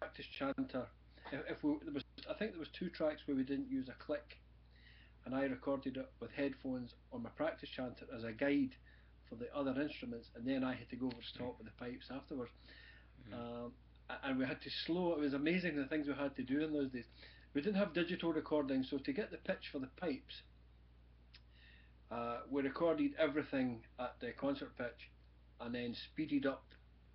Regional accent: Glasgow, Scotland, United Kingdom; also born or lived in Paisley / Blackburn, West Lothian; I was originally born in Paisley, which is to the west of Glasgow. I was mainly brought up in the Glasgow area

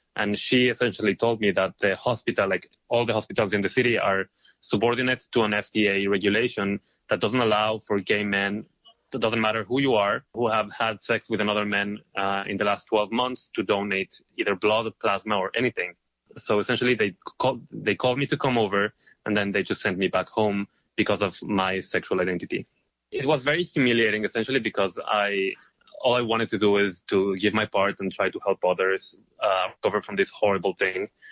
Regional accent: Israel; moved away as an adult; now in New York, United States; I am originally from Israel

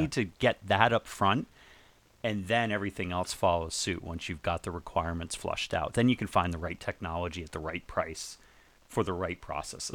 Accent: New England, United States; moved away; also born or lived in Northport, Long Island, New York / Maine; I lived in, I lived there, I grew up in New England

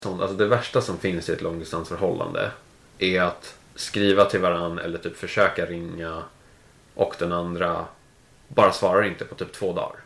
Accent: Täby, Stockholm County, Sweden; moved away as an adult; now in London, United Kingdom; jag är från, från Täby, växte upp i, i Täby, gick i skolan sen i Danderyd

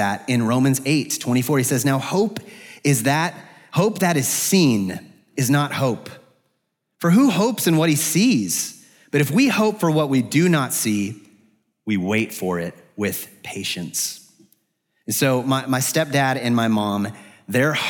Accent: Arizona, United States; moved away as an adult; now in Atlanta, United States; I'm from the West, I'm from Arizona

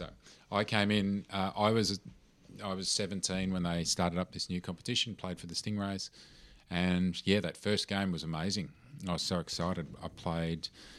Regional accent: Seaford, Victoria, Australia; I was going to live in Seaford, having grown up in Seaford

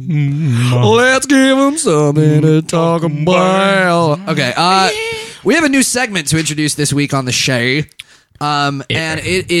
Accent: England, United Kingdom; Listen, see, I'm from England.

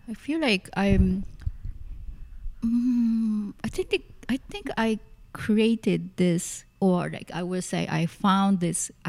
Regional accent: Tokyo, Japan; English is a second language; so yeah, I came here from Tokyo. Tokyo. Yep. And uh, at the time, I I really couldn't speak that much English

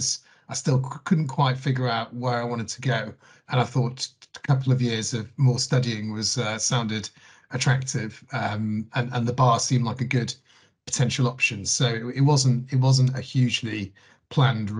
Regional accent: Manchester, North West England, United Kingdom; I grew up in South Manchester

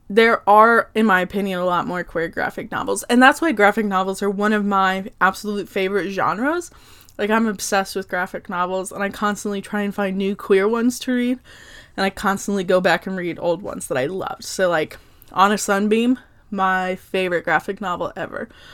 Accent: Oklahoma, United States; I'm from Oklahoma.

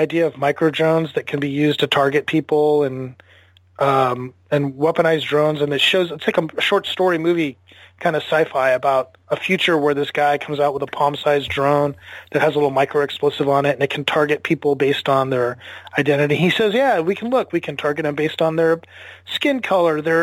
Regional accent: United States; as an American

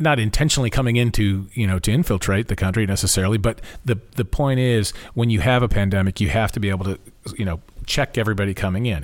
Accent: Topeka, Kansas, United States; I grew up in Topeka

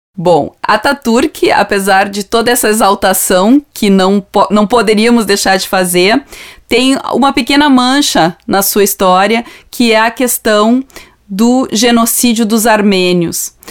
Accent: Brazil; a gente aqui no Brasil conhece muitas vezes libaneses, sírios

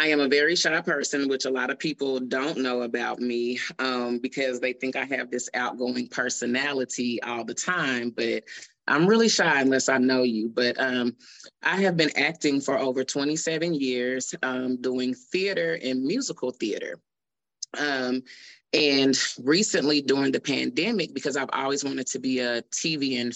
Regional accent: Oklahoma City, Oklahoma, United States; I'm from Oklahoma City, Oklahoma. Born and raised.

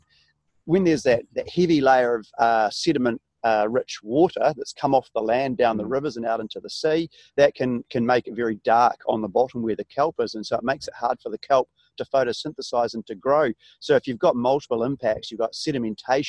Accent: New Zealand; being a Kiwi, being a New Zealander

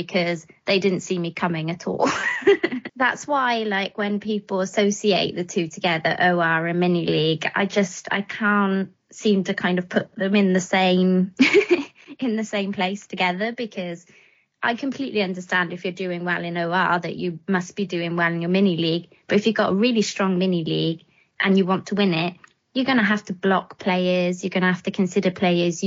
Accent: Wales, United Kingdom; now in England; I'm from the land of dragons, and that's Wales to to most people. But I've lived in England a long time now.

